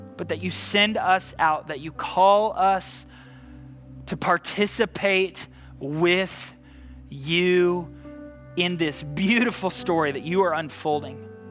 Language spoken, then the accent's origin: English; United States; American results-driven people